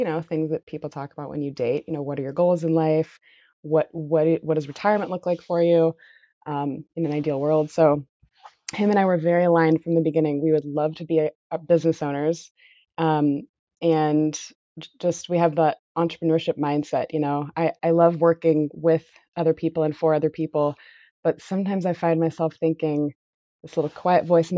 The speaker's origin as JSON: {"language": "English", "town": "Santa Cruz", "region": "California", "country": "United States", "tie": "born or raised there", "also_born_or_lived": "San Luis Obispo, California", "said": "I grew up in Santa Cruz, California"}